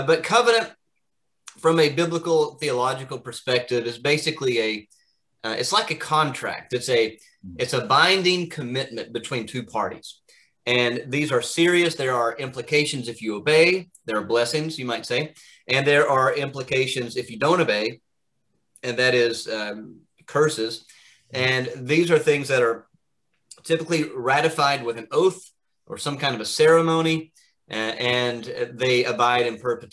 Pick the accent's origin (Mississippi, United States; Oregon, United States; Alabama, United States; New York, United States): Alabama, United States; moved away as an adult; also born or lived in Kentucky / Orlando, Florida / Edinburgh, Scotland; now in Pennsylvania, United States; So I grew up in Alabama and was born in Kentucky, but grew up in Alabama